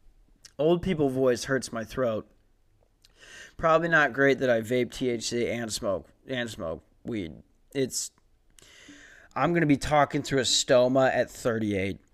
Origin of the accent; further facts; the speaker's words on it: Lakeville, Minnesota, United States; moved away; I'm from Lakeville.